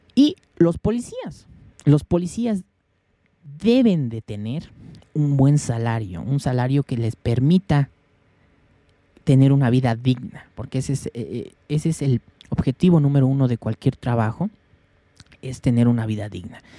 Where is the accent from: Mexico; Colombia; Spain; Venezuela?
Mexico; yo soy de México